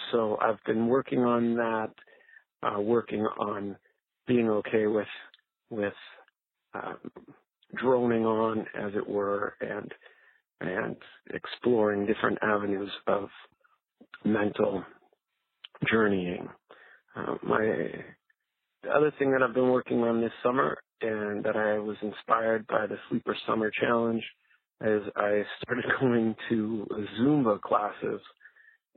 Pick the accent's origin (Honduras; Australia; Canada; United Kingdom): Canada; now in Anaheim, United States; I am originally from Canada, and now I live in Anaheim, California.